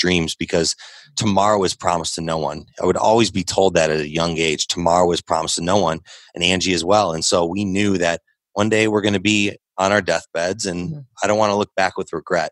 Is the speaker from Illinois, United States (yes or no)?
yes; Chicago, Illinois, United States; when we were young and growing up in Chicagoland area